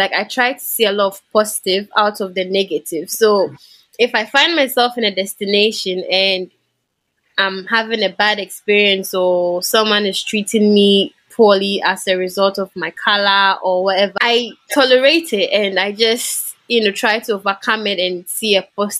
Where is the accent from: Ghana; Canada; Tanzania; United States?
Ghana; moved away as an adult; I was from Africa. And yeah, I had a Ghanaian passport as well.